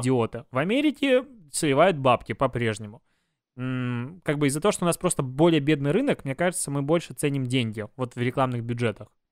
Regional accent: Belarus; now in Russia

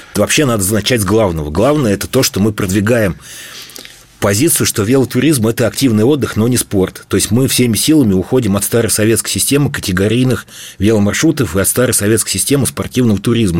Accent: Bashkortostan, Russia; Башкирию мы там родились, всю жизнь живем, и мы ее прекрасно знаем

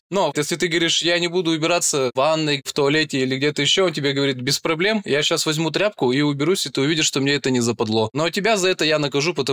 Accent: Perm, Perm Krai, Russia; В 2009 году я из Перми призвался в армию, увезли меня в город Новосибирск, поселок Светлый.

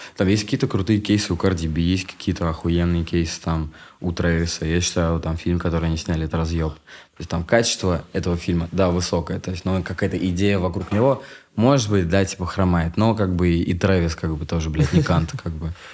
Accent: Yeysk, Krasnodar Krai, Russia; moved away; also born or lived in Moscow; я очень долго как бы рос в Ейске у бабушки. Меня отправляли там типа на полгода туда

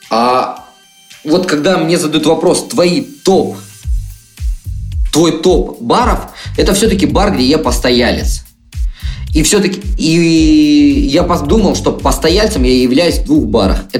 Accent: Russia; я простой паренек из России

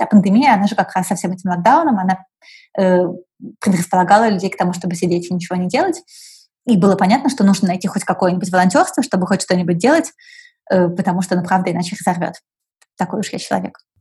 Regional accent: Saint Petersburg, Russia; also born or lived in Moscow; Я выросла вот в Питере

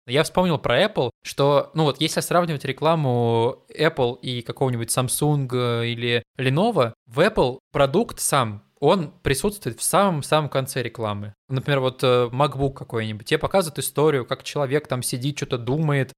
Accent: Siberia, Russia; Мы с … из Сибири

